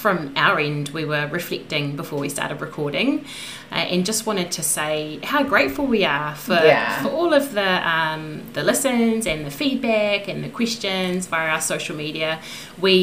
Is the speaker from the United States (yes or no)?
no; New Zealand; We're two Kiwi girls